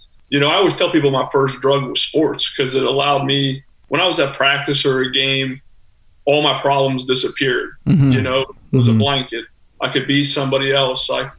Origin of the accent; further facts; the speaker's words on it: Youngstown, Ohio, United States; moved away as an adult; now in Florida, United States; I'm from Youngstown, Ohio